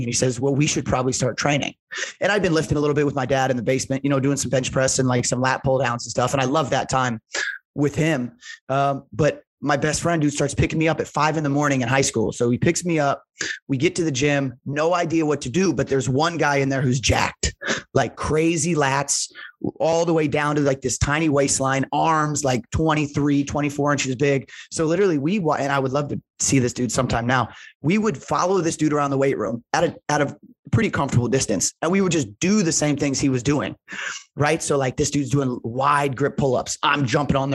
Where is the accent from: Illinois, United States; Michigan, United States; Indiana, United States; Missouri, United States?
Indiana, United States; Indianapolis; I grew up in Indianapolis to an incredible family.